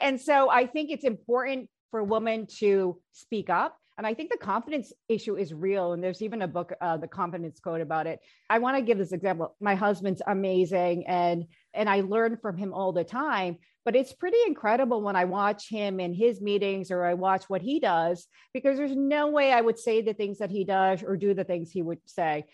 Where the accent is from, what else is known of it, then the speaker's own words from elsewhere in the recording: United States; I am Asian, I am Korean American